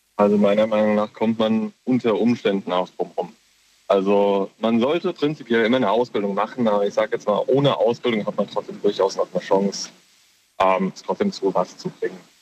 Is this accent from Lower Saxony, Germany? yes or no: no; Kaiserslautern, Rhineland-Palatinate, Germany; Ich komme aus Kaiserslautern